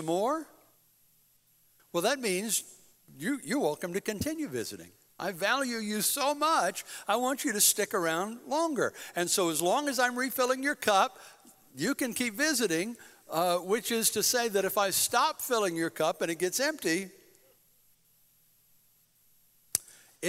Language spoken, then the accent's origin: English; United States; I'm proud to be an American